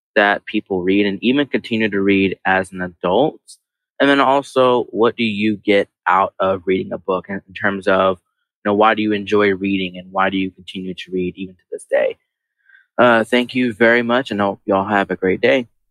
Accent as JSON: {"language": "English", "region": "Texas", "country": "United States", "said": "I am from Texas, and I'm actually a teacher"}